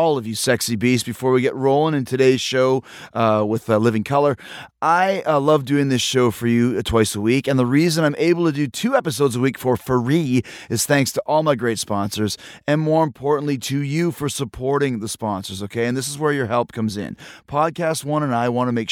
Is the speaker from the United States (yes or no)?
no; Winnipeg, Manitoba, Canada; I grew up in Winnipeg